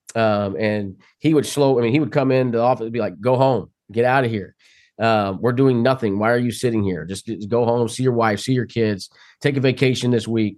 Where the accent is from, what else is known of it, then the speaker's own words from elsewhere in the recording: Kansas, United States; I was very fortunate growing up in Kansas